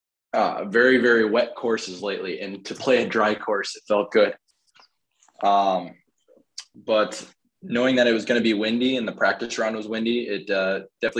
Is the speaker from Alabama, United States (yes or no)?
no; Sioux Falls, South Dakota, United States; moved away as an adult; also born or lived in Nebraska; now in Missouri, United States; I'm from Sioux Falls, South Dakota.